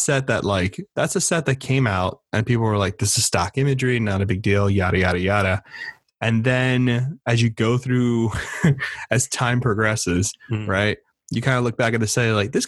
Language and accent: English; Miami, Florida, United States; I'm from Miami